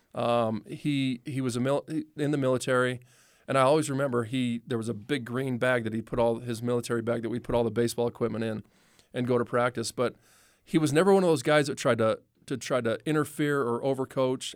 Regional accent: Los Angeles, California, United States; I was born in Watts

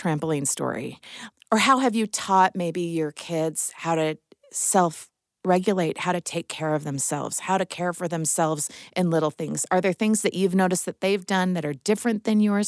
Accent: Midwest, United States; moved away; I'm from the Midwest

